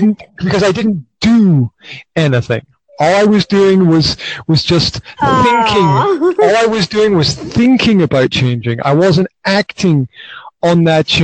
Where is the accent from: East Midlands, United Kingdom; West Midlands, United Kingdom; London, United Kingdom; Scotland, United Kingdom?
Scotland, United Kingdom; now in Banská Bystrica, Slovakia; Originally, I'm from Scotland